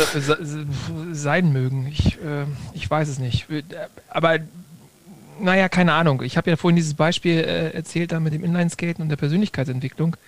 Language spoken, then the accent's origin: German; Germany; ich als Deutscher